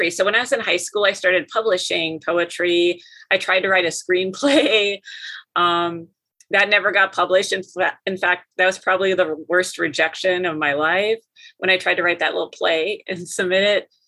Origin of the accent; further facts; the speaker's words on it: near Fargo, Minnesota / North Dakota border, United States; moved away as an adult; now in Kansas, United States; I'm from Minnesota okay. in North Dakota, so I kind of grew up between you know on the border, kind of in the Minnesota side first, and then later in high school we moved to North Dakota, and then I was on the North Dakota side.